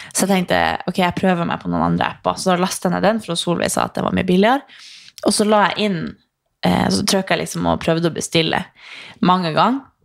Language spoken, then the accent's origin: Norwegian; Northern Norway, Norway; now in Oslo, Norway; i fjor så var jeg hjemme i Nord-Norge